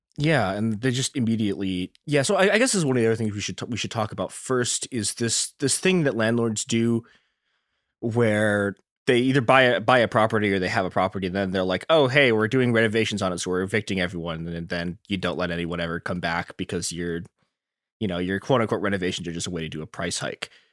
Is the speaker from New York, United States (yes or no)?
no; Chicago, Illinois, United States; my hometown, Chicago